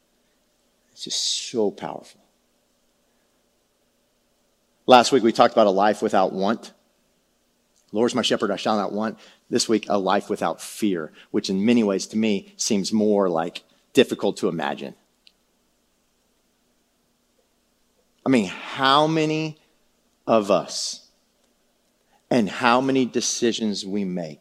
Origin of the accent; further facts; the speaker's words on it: San Antonio, Texas, United States; I was a city slick, man. I'm from San Antonio